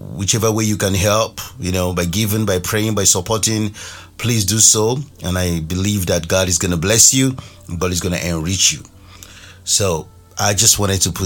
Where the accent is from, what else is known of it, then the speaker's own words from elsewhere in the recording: Nigeria; moved away; my home country Nigeria